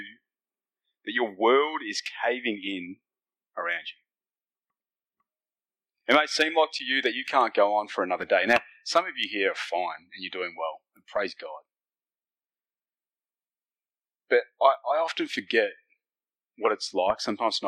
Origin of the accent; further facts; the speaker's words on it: Fiji; now in Australia; I am from Fiji, that's where I was born. but my heritage is Indian